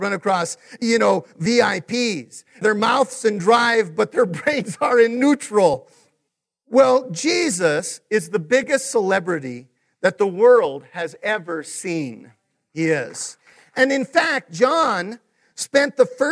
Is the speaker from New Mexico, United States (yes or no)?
yes; Taos, New Mexico, United States; moved away; I'm originally from Taos